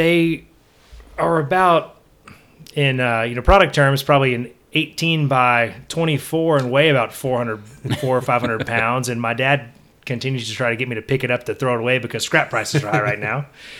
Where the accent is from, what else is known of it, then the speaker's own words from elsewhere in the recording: Bellville, Texas, United States; So I'm originally from Belleville, Texas. And my parents are from Garwood, Natick, Texas